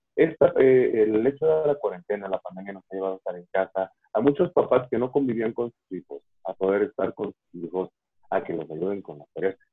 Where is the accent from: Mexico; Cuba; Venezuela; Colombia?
Mexico; en México somos antojadizos